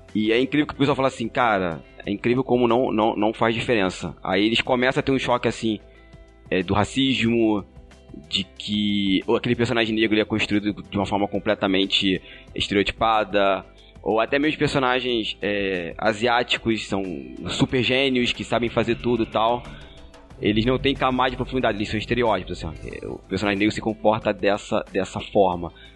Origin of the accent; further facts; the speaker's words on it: Magé, Rio de Janeiro, Brazil; Eu sou da Baixada Fluminense, cidade de Magé.